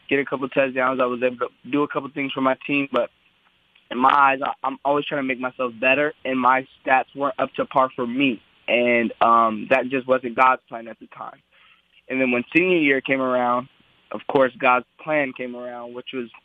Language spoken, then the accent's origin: English; Southern California, United States; I'm from Southern California.